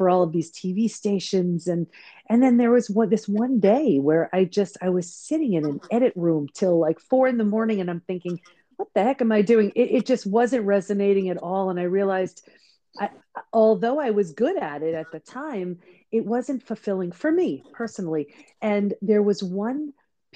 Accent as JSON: {"language": "English", "area": "Long Island", "region": "New York", "country": "United States", "tie": "born or raised there", "also_born_or_lived": "San Diego", "said": "I grew up on Long Island in New York, so not where I live now."}